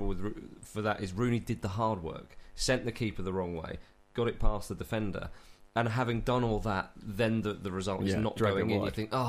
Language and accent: English; England, United Kingdom; as an Englishman.